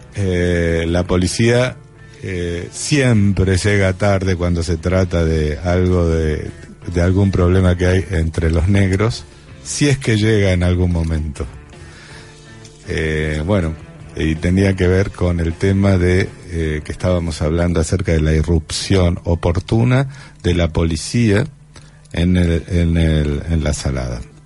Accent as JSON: {"language": "Spanish", "region": "Buenos Aires", "country": "Argentina", "said": "los que somos vecinos de Boca y Barracas"}